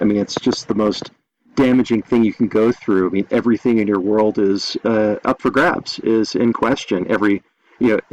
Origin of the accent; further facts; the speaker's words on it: Massachusetts, United States; moved away as an adult; also born or lived in New Jersey / Long Island; now in Colorado, United States; I grew up in Massachusetts and then went to school in New Jersey